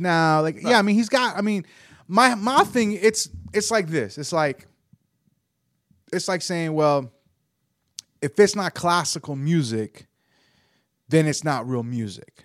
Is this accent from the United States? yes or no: yes; the South, United States; growing up in the South